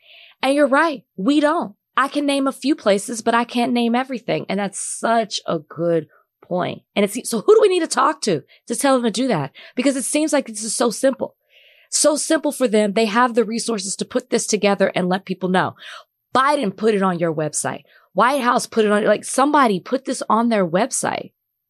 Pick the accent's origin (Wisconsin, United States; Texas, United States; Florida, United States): Texas, United States; I'm from Texas.